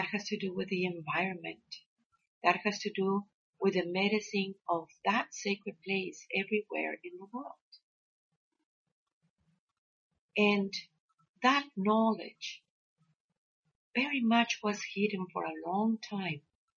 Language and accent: English; Mexico; we growing up in Mexico and working with the abuelos and the abuelas